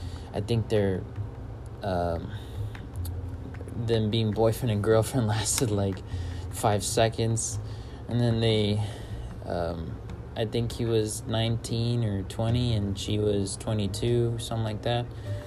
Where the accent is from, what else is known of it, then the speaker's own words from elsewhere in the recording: Acapulco, Guerrero, Mexico; Yeah, so that's where I'm from. I was born and raised in Acapulco, Guerrero. The one thing I miss is Jueves de Pozole. Thursdays of Pozole. I miss Mexican food, honestly.